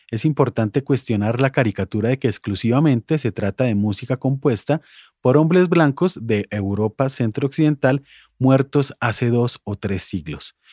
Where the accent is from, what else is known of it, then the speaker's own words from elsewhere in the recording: Colombia; Como cualquier colombiano recordará, ese fue un momento particularmente dramático para nuestro país